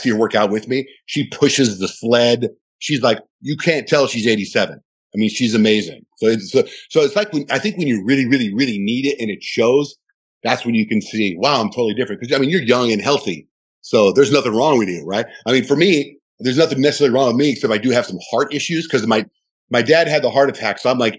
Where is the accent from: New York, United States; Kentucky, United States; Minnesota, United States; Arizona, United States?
Arizona, United States; Tucson; also born or lived in Chandler, United States / Mexico; I grew up in Tucson and Chandler, and I moved around a lot. My dad was in the restaurant business, so we moved around a lot. Like, I actually went to school for a year in Mexico every week.